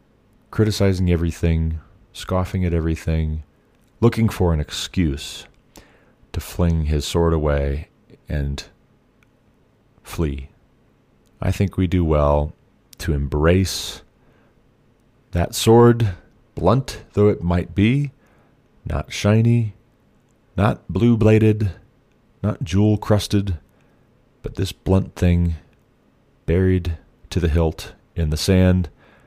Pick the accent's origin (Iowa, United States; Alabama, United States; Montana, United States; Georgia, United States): Montana, United States; Glendive; also born or lived in Savage, Montana / Kalispell, Montana / Hillsboro, Ohio / New Vienna, Ohio; I'm from Glendive, Montana, originally. Grew up a little bit there, a little bit in Savage, Montana, a little bit near Lake Blaine in western Montana, a little bit in Kalispell, then also Hillsboro, Ohio, New Vienna, Jamestown, Ohio, back to Glendive